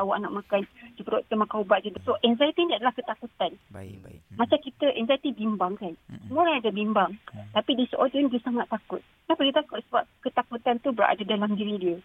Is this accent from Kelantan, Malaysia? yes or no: yes; Kelantan, Malaysia; Saya orang Kelantan